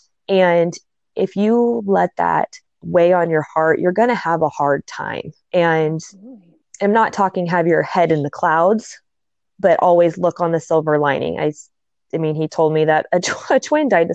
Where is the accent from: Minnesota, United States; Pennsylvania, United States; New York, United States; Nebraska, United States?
Nebraska, United States; also born or lived in South Dakota; We're both from Nebraska